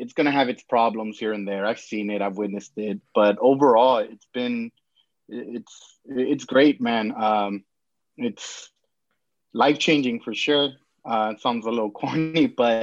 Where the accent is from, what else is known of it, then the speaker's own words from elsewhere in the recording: Los Angeles, California, United States; now in Long Beach, United States; I was born in LA. I live 20 miles south, Long Beach, California